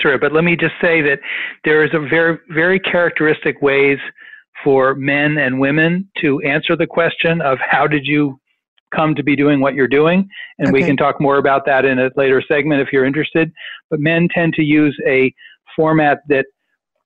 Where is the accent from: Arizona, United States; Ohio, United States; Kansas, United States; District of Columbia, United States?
District of Columbia, United States; Washington; I grew up in Washington